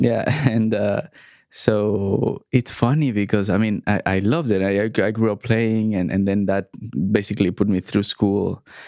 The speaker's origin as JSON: {"language": "English", "country": "Mexico", "tie": "born or raised there", "also_born_or_lived": "Montreal, Canada", "moved": "as an adult", "said": "we grew up in Mexico"}